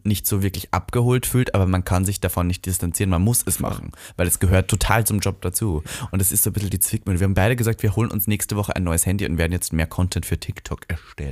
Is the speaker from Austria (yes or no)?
yes; Austria; now in Germany; in meinem Heimatland